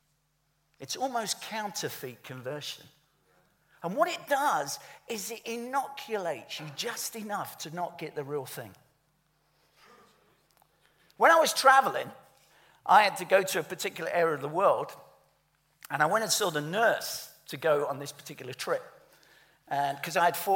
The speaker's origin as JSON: {"language": "English", "region": "London", "country": "United Kingdom", "said": "I'm from the East End of London"}